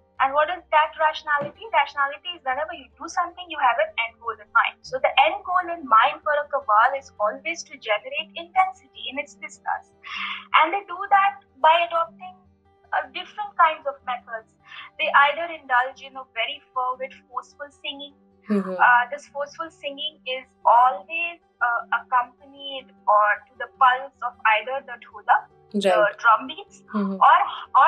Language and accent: English; Kolkata, West Bengal, India; moved away as an adult; also born or lived in Delhi; now in Los Angeles, United States; I grew up in Calcutta